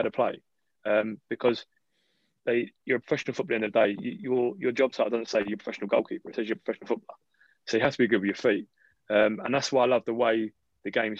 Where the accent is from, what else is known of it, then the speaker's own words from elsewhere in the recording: London, United Kingdom; also born or lived in Taiwan; I'm born and bred in London